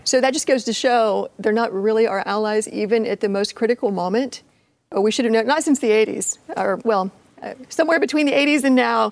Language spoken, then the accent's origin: English; Appalachia, United States; I'm from Appalachia